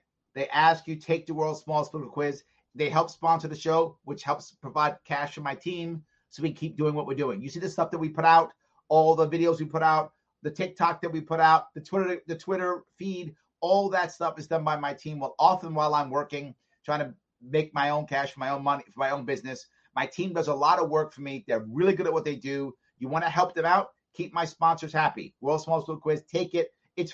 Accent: New York, United States; I had tons of Italian friends when I grew up here in New York

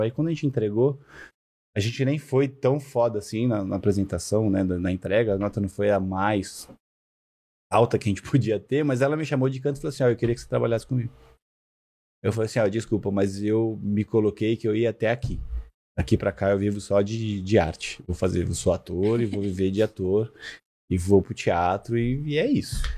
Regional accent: Rio de Janeiro, Brazil; eu nasci no Rio, né? E eu sempre fui muito molecão, assim, de, de, de galera, de futebol, de estar tá na rua. Cresci muito em olaria, na casa da minha avó

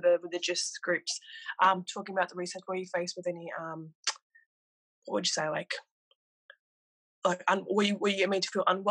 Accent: Granville, New South Wales, Australia; I grew up in Granville myself, and I also go to Western Sydney University

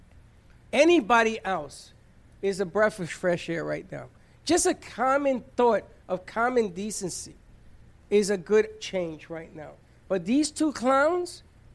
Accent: United States; I am still an American

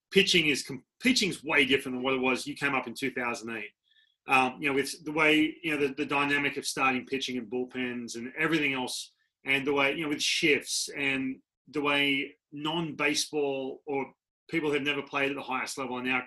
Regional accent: Australia; moved away as an adult; I'm coming from Australia, and I come over, I'm 18

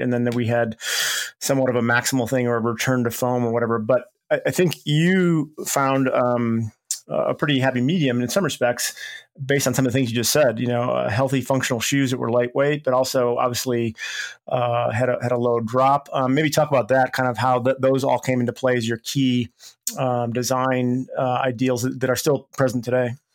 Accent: Chicago, Illinois, United States; moved away; went back to my hometown of Chicago

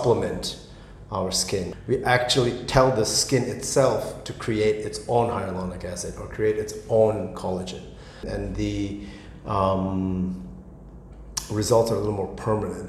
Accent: Tokyo, Japan; moved away as an adult; also born or lived in United States / United Kingdom; now in Singapore; I'm born and raised in Tokyo.

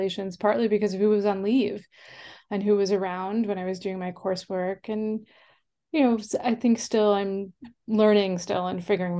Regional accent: New York, United States; accent: Long Island; So I was born and grew up on Long Island in New York. I actually used to have a Long Island accent, believe it or not, but I changed myself out of it

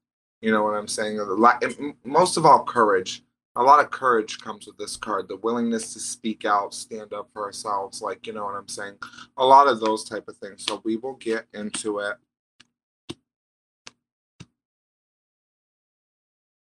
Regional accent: Vermont, United States; I'm from Vermont

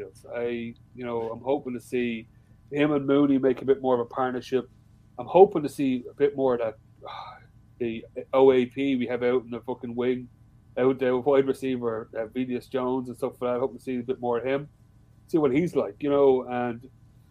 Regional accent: Ireland; I am Irish

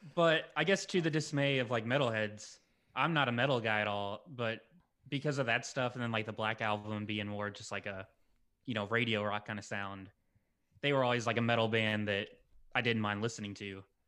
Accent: the South, United States; I grew up in the South

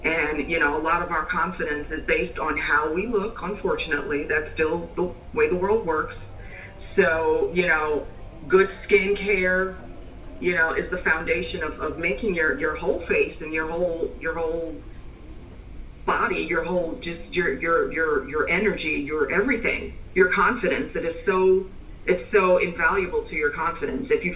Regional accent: New York, United States; now in North Carolina, United States; I'm originally from New York, but I'm in North Carolina.

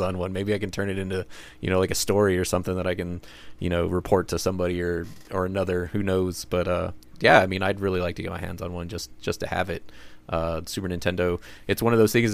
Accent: United States; we're American

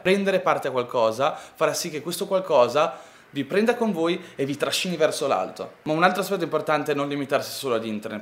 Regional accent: Ferrara, Emilia-Romagna, Italy; io vengo da Ferrara

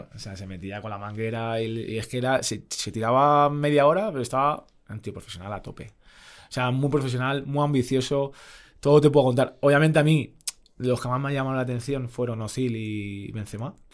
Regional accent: Madrid, Community of Madrid, Spain; also born or lived in Fuenlabrada / Italy; yo, porque soy de Madrid, no me quería ir a ningún lado

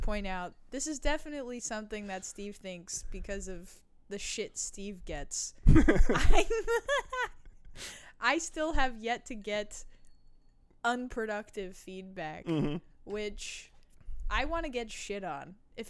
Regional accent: Germany; I was born and raised in Germany.

